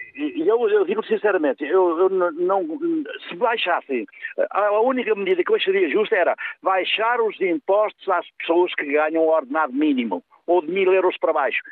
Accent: the North, Northern Portugal, Portugal; eu sou do Norte

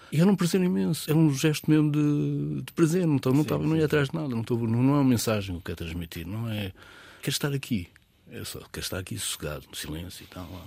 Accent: Alhandra, near Vila Franca de Xira, Lisbon, Portugal; born or raised there

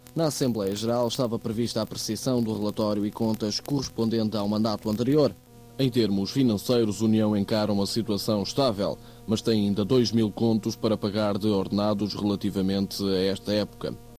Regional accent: Almeirim, Centro, Portugal; Eu nunca saí de Almeirim

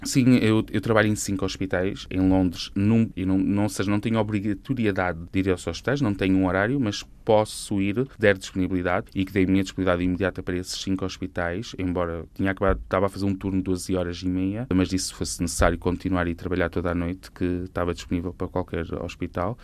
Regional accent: Constantim, Vila Real District, Portugal; moved away as an adult; also born or lived in Silves, Algarve; gosto sempre de ir a Constantin, onde nasci

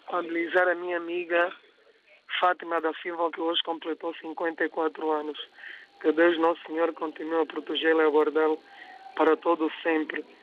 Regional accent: Angola; moved away

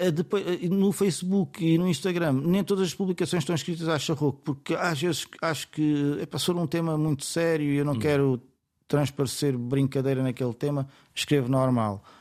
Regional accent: Setúbal, Portugal

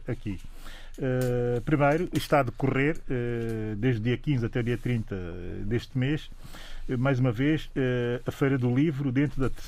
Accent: Santiago, Cape Verde; Sou de Santiago e é Zé de São Vicente.

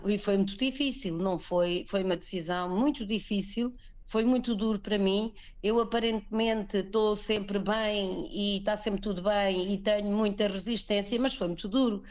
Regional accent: Azinhaga, Portugal; moved away as an adult; now in Sal, Cape Verde; vivíamos no, na Azinhaga, tal como onde eh, nascemos

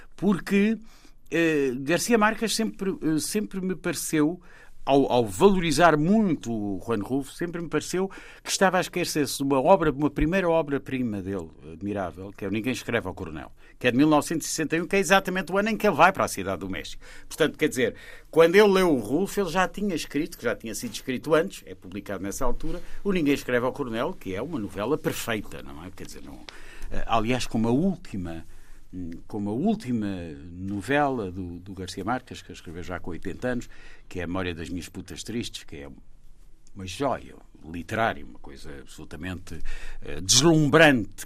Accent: Portugal; eu sou português

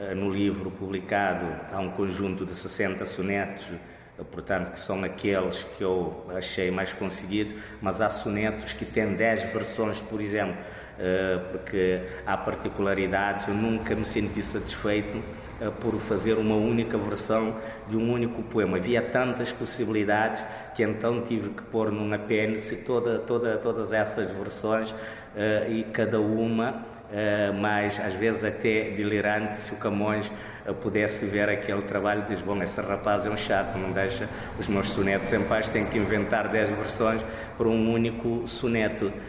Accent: Cape Verde; first language Cape Verdean Creole; Portuguese is a second language; na minha língua materna, o crioulo de Cabo Verde ou língua cabo-verdiana

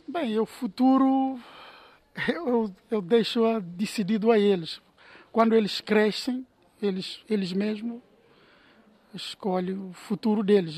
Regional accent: Cape Verde; moved away as an adult; now in Porto, Portugal; vim de Cabo Verde para trabalhar e estou aqui radicado em Porto

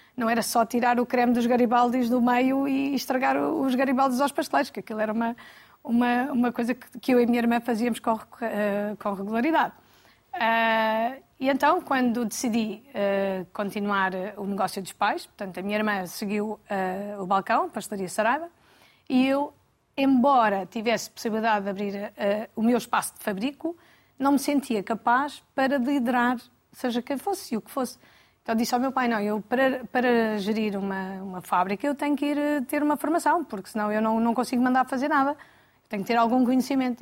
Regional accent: Alcobaça, Leiria District, Portugal; Nasci em Alcobaça, uhum. uh, onde vivemos também

